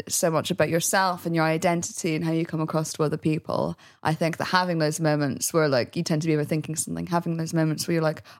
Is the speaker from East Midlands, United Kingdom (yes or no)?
yes; Derby, East Midlands, United Kingdom; moved away; I grew up in the Midlands. Derby is statistically, literally the furthest city in the UK from the sea.